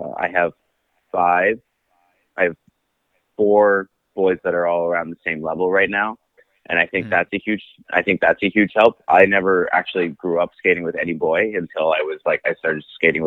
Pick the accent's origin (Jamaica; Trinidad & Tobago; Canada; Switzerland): Canada; Trenton, Ontario; also born or lived in Belleville, Ontario; I grew up in the Trenton-Belleville area.